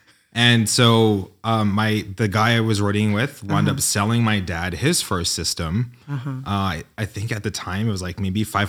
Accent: New York, United States; No, I grew up in New York, and my family were like the partiers.

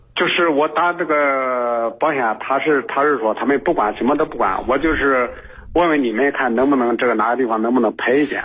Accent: Henan, China; now in Changzhou, China; 我老家是河南的

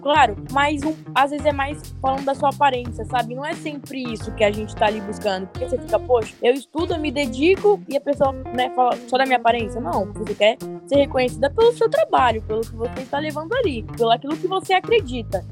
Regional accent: Cubatão, São Paulo, Brazil; moved away; also born or lived in Socorro; Eu sou da Baixada, eu sou de Cubatão

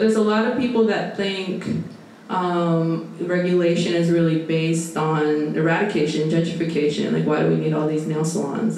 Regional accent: Portland, Oregon, United States; moved away as an adult; also born or lived in Oakland, California; now in New York, United States; was born and raised in Portland, Oregon

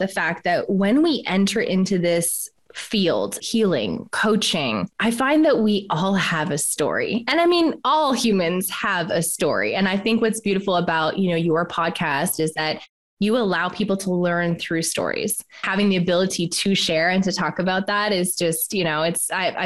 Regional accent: Canada; moved away as an adult; also born or lived in Australia; So I'm Canadian and I left Canada

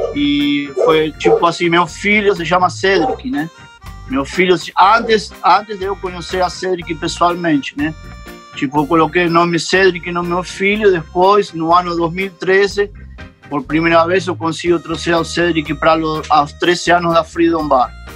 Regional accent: Buenos Aires, Argentina; Portuguese is a second language; moved away as an adult; now in Canoa Quebrada, Brazil; eu sou nasci em Buenos Aires, y soy filho de mãe brasileira y de pai de Uruguay

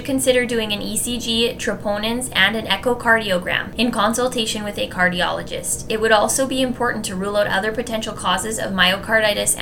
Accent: Canada; As Canadian citizens

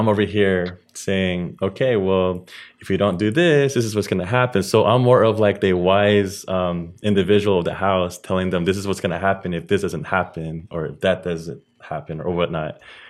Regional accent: Philippines; As for me, I'm Filipino, and I grew up being disciplined that way as well.

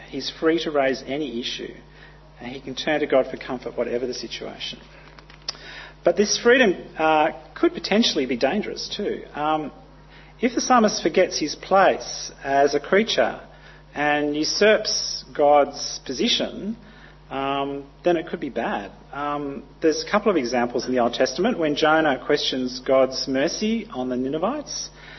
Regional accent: Papua New Guinea; But I grew up in Papua New Guinea, and earth tremors were quite common.

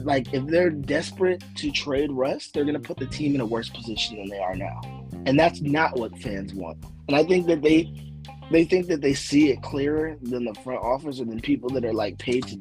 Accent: San Diego, California, United States; I am from San Diego. I live in San Diego

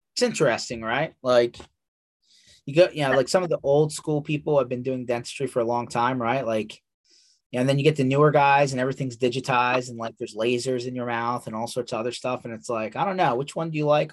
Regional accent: United States; I'm very American

